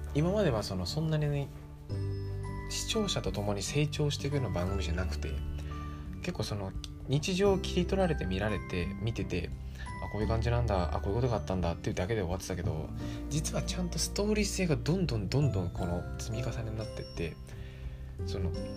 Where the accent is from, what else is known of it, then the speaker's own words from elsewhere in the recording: Kanagawa, Japan; 僕神奈川出身